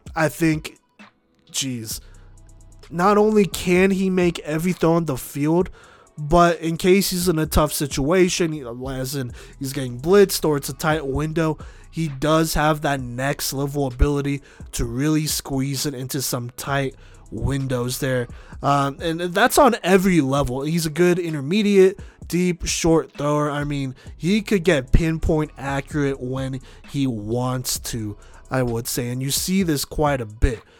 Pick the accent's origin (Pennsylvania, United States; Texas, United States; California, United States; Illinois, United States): Texas, United States; Dallas; moved away; I grew up in Dallas